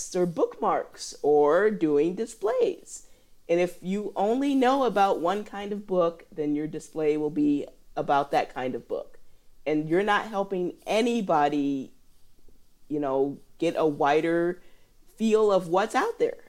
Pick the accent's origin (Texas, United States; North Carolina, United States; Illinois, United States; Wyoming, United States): Illinois, United States; moved away; also born or lived in Indiana; I'm from Illinois